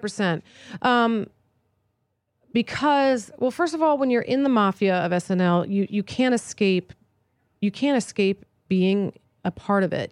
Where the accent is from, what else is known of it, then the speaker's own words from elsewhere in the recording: East Coast, United States; moved away; I grew up on the East Coast